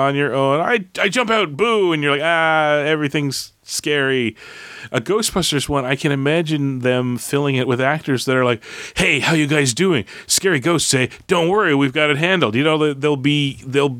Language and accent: English; Canada; I'm a Canadian